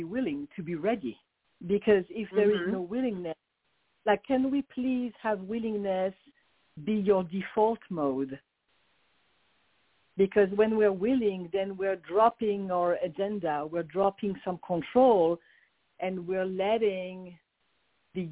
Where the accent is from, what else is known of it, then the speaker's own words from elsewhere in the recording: Paris, Île-de-France, France; accent: French; English is a second language; moved away as an adult; now in Phoenix, United States; I came from Paris, France, directly to Phoenix, Arizona, 26 years ago